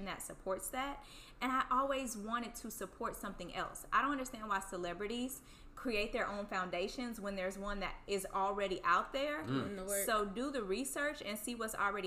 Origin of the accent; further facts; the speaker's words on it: Houston, Texas, United States; I'm from Third Ward, Houston, Texas.